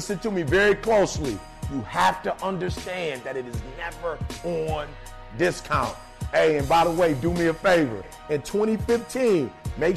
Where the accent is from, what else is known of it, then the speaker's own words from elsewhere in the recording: Detroit, Michigan, United States; I'm from Detroit